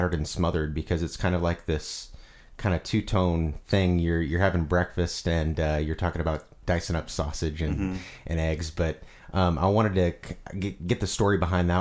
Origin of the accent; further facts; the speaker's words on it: Peoria, Illinois, United States; moved away; my hometown, Peoria, Illinois